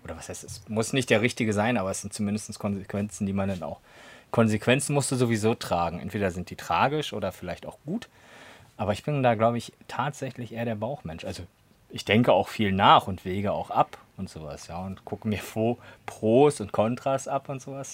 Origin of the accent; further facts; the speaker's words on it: Berlin, Germany; moved away as an adult; now in Potsdam, Germany; Ansonsten bin ich ja auch Berliner. Zumindest damals gewesen so.